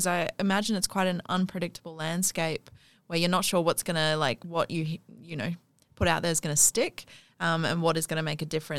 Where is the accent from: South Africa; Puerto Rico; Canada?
South Africa; Johannesburg, Gauteng; also born or lived in Melbourne; I'm from South Africa.